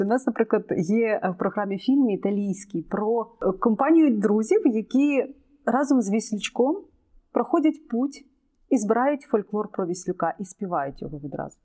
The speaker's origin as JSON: {"language": "Ukrainian", "country": "Ukraine", "said": "Я українська болгарка"}